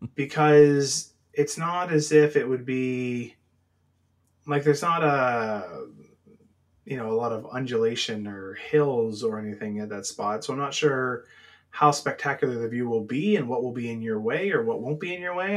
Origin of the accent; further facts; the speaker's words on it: Canada; being Canadian